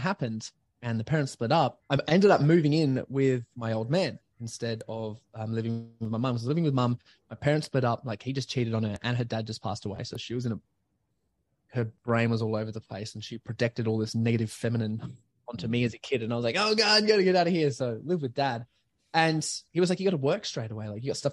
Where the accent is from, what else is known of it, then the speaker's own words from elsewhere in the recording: Adelaide, South Australia, Australia; I was born in Adelaide, like North Adelaide Hospital, and I grew up to be a singer and a dancer and actor